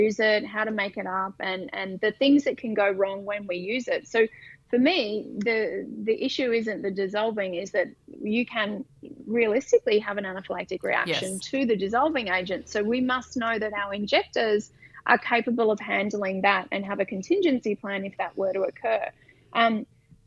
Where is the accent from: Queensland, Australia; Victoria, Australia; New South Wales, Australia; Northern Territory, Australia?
Queensland, Australia; Brisbane; I'm from Brisbane